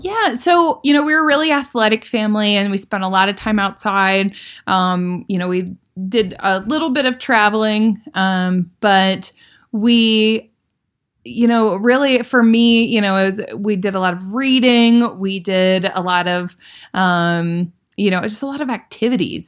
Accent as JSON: {"language": "English", "region": "Iowa", "country": "United States", "tie": "born or raised there", "said": "growing up in Iowa, we were really lucky that we had a really strong public school system"}